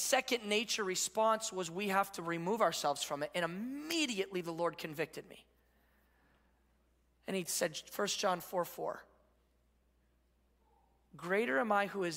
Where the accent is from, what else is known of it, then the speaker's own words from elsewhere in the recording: Midwest, United States; now in California, United States; we're from the Midwest.